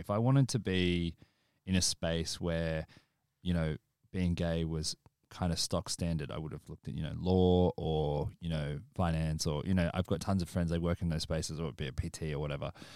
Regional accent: Australia; moved away as an adult; now in United Kingdom; our experience predominantly being in Australia

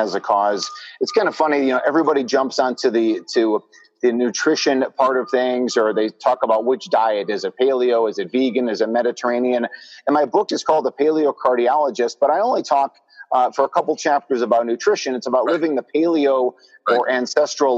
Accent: Chicago, Illinois, United States; my hometown of Chicago

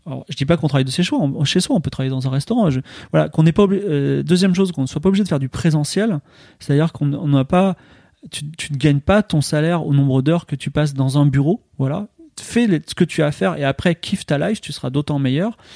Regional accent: Lille, Hauts-de-France, France; Ah moi je suis lillois, donc, moi je suis

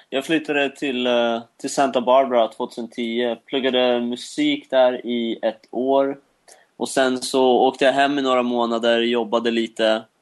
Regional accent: Sweden; vi är från Sweden.

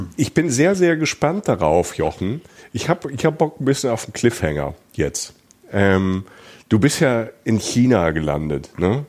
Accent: Germany; als Deutscher

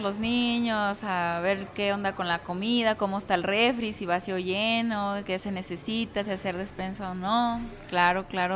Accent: Zapotlanejo, Jalisco, Mexico; soy de aquí de Zapotlanejo, mi familia es también orundia de aquí

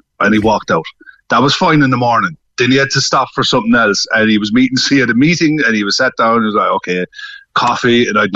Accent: Newmarket, Munster, Ireland; I'm originally from Newmarket

